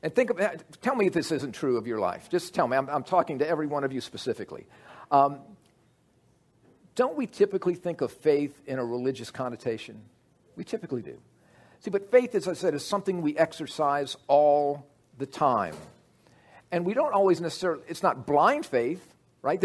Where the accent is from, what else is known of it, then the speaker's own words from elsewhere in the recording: United States; I'm an American